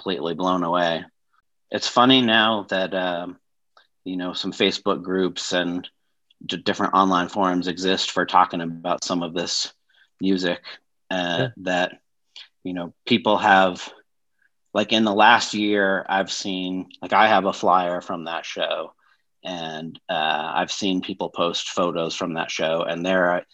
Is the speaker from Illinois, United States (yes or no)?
no; Denver, Colorado, United States; also born or lived in Washington, D.C.; I'm from Denver, Colorado.